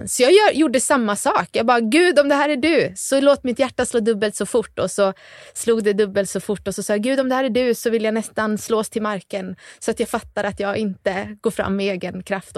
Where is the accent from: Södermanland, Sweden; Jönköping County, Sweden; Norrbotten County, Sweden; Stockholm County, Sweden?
Jönköping County, Sweden; Gnosjö; accent: Småland; also born or lived in Värnamo; Gnosjö i alla fall är jag uppväxt